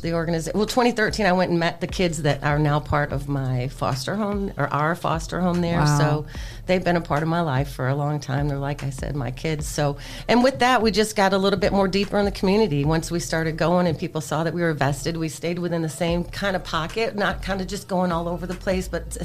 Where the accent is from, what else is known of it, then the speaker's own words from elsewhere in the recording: Toledo, Ohio, United States; moved away as an adult; also born or lived in North Carolina / Atlanta, Georgia; I am born and raised in Toledo, Ohio. Went to Rogers High School.